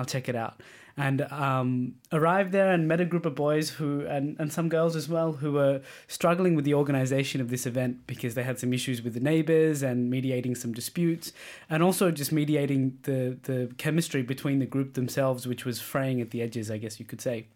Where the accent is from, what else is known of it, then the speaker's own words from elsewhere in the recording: Australia; moved away as an adult; now in Denmark; as an Australian